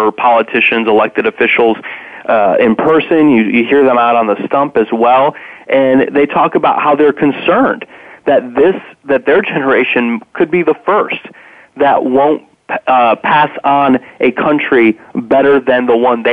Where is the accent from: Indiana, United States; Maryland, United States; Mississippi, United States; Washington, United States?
Indiana, United States; the former governor of my home state, Mitch Daniels